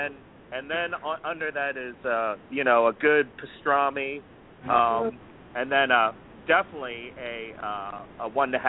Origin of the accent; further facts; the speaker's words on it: United States; I'm not from Philly, but I was from the area